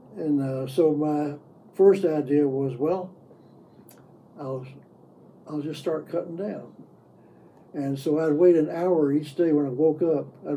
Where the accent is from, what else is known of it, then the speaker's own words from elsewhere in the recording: the South, United States; where I grew up in the South